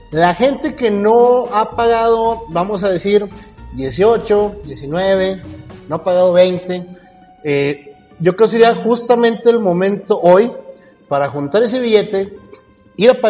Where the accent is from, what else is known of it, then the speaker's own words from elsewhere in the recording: Durango, Mexico; como buen duranguense que soy